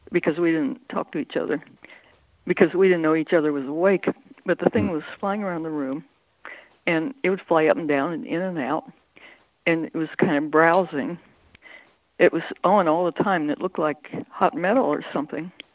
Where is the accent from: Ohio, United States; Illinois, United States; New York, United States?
Ohio, United States; Central; In Ohio, Central Ohio.